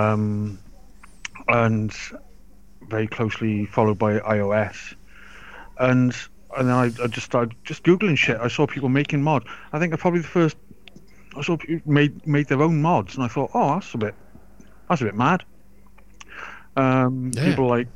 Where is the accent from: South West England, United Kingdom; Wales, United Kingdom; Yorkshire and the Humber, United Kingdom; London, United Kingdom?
Wales, United Kingdom; also born or lived in Forest of Dean, England; I've just lived in Wales since I was three, four years old. Always lived in Wales.